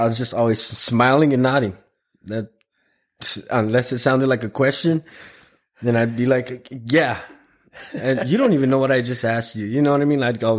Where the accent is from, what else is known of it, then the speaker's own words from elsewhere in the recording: Tucson, Arizona, United States; first language Spanish; English is a second language; moved away as an adult; also born or lived in Mexico; now in Alabama, United States; Well, I was born in Tucson. And then, about 2 or 3 years old, I obviously don't remember that, but my father took me to Mexico, and then I came back when I was 7.